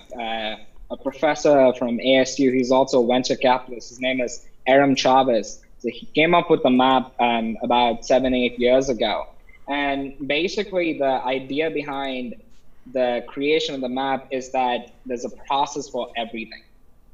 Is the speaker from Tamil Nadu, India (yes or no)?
yes; Chennai, Tamil Nadu, India; moved away as an adult; now in United States; I'm from Chennai, India. That's where I grew up, and that's where I got my undergraduate education.